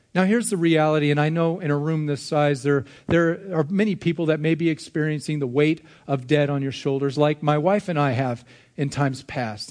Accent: United States; As American individuals

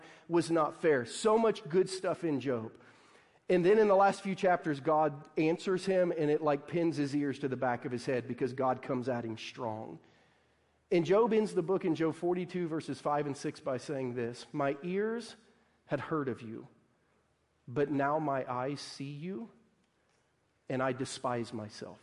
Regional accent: Southern Ohio, United States; a Midwestern kid growing up in Southern Ohio

